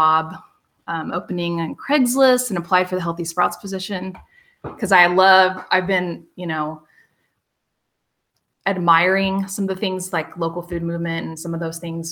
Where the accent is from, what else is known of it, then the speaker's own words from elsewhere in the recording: Monett, Missouri, United States; moved away as an adult; now in Lawrence, United States; I moved here from Southwest Missouri. So from a little town called Monette. So I have a rural background